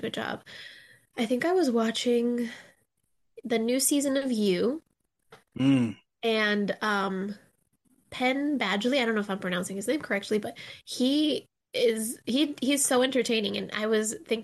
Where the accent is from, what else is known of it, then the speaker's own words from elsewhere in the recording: Mexico City, Mexico; moved away as an adult; now in Chicago, United States; I'm originally from Mexico City, but I came to Chicago to study acting and theater